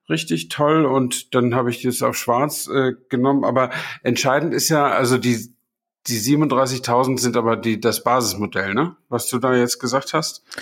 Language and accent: German; Flensburg, Schleswig-Holstein, Germany; ich stamme ja aus Flensburg und ich überlege gerade, ob die Autobahn 7, äh, 1973 war das ja, ob die schon bis Flensburg reichte damals.